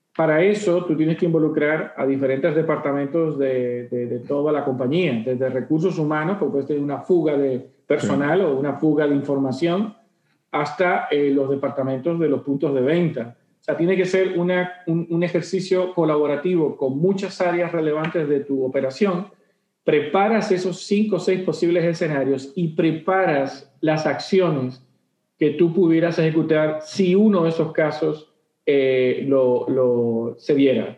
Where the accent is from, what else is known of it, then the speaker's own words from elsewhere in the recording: Dominican Republic; mis cosas que me representan como dominicano